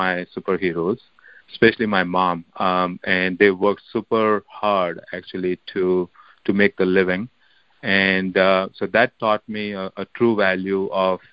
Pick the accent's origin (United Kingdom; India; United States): India; I grew up in India